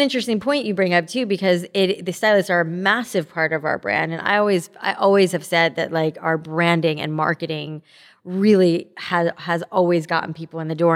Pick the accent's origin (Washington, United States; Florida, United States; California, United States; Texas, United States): Florida, United States; South; I grew up in South Florida